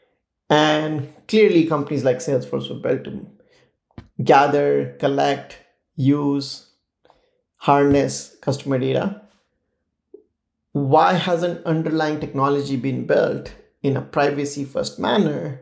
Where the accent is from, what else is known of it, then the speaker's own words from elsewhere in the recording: India; growing up in India